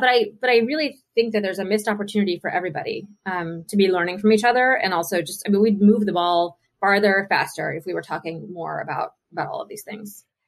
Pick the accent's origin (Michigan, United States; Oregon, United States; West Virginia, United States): West Virginia, United States; Mingo County; moved away; also born or lived in Charleston, West Virginia; I grew up in Mingo County, uh, okay. uh, which is about two hours south um, west of Charleston.